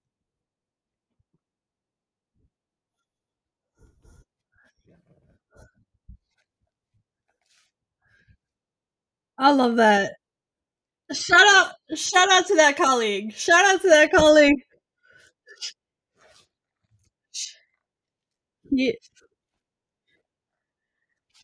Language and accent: English; Miami, Florida, United States; also born or lived in Colombia; I'm from Miami. I'm from the USA.